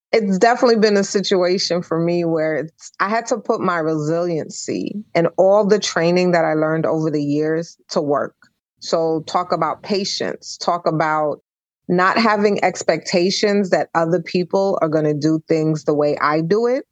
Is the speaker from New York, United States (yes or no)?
yes; New York City, New York, United States; moved away; I'm originally from Brooklyn, New York